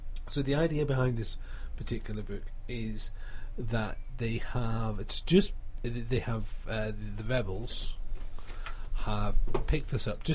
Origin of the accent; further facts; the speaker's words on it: United Kingdom; as a British person